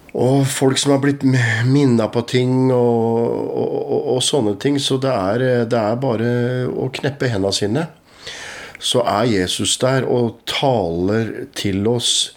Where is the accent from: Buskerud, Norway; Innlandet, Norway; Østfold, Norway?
Østfold, Norway; Askim; also born or lived in Moss region; vi vokste opp i, i, i Philadelphia, Askim